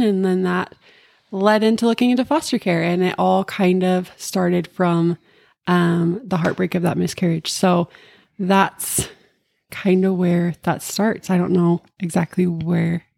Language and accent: English; Cache Valley, Utah, United States; I grew up in Cache Valley my whole life